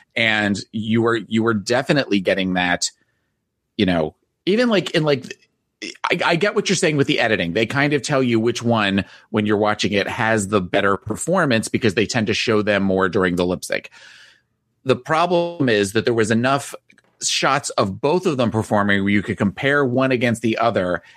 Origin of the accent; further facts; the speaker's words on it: New Jersey, United States; I'm from New Jersey